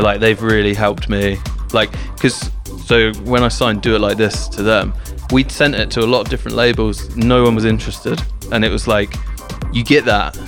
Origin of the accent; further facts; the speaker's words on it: Southampton, South East England, United Kingdom; I'm from Southampton, Southampton, in England, which is like an hour south of London